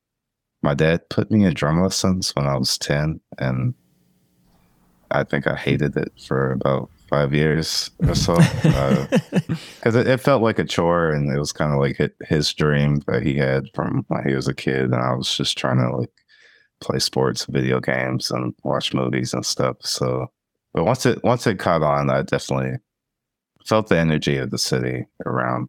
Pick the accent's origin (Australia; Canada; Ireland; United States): United States; Atlanta, Georgia; growing up in Atlanta in the 90s